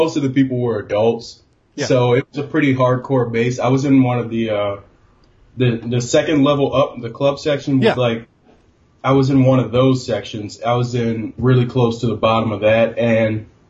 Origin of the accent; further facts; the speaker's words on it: New Orleans, Louisiana, United States; now in St. Louis, United States; my hometown, New Orleans.